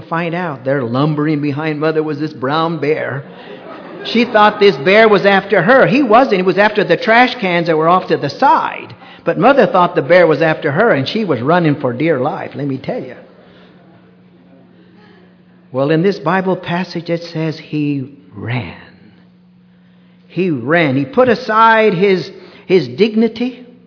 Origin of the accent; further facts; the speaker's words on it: United States; we're a little colder here, unfortunately, in the United States